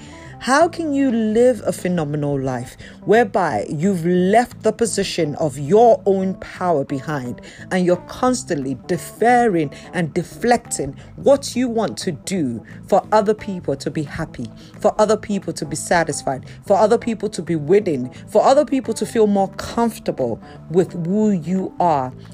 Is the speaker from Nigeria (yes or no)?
yes; Yorubaland, Nigeria; I'm a Nigerian, particularly from the Yoruba culture